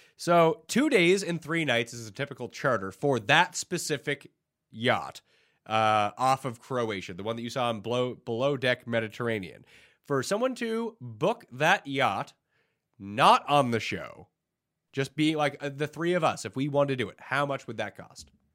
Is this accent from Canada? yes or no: yes; Canada; being Canadian